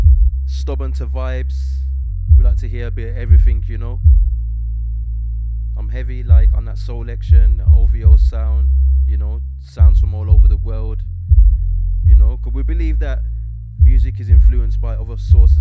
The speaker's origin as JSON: {"language": "English", "town": "Birmingham", "region": "West Midlands", "country": "United Kingdom", "said": "I'm from Birmingham myself"}